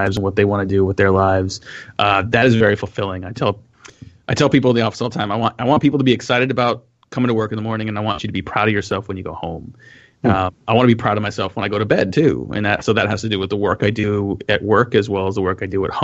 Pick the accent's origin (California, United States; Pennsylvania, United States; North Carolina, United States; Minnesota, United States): California, United States; I grew up in California